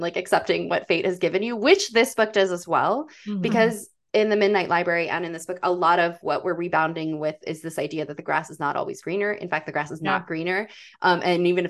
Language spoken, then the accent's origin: English; the South, United States; I grew up in the South